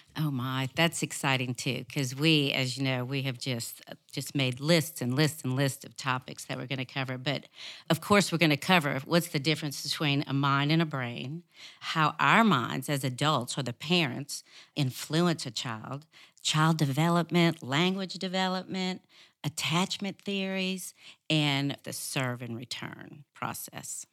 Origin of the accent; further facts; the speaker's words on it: New Orleans, Louisiana, United States; moved away; also born or lived in Arkansas; I was raised in New Orleans